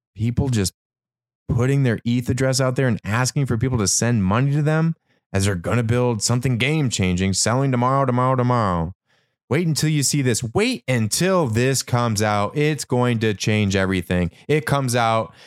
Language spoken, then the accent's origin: English; Michigan, United States; what I grew up witnessing in Michigan